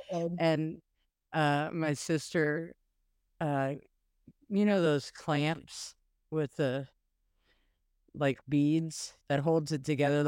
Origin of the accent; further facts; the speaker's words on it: South Pasadena, California, United States; born there; I was born in South Pasadena, California.